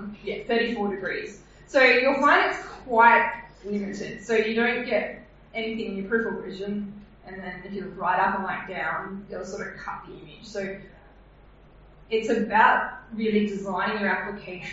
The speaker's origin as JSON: {"language": "English", "country": "Australia", "accent": "Australian"}